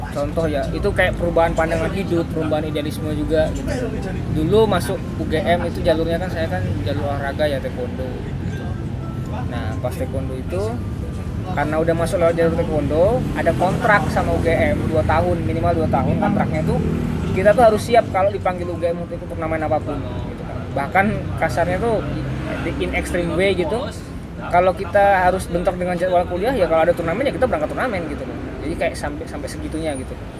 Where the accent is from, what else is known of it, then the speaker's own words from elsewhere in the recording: Yogyakarta, Special Region of Yogyakarta, Indonesia; kita kan anak Jogja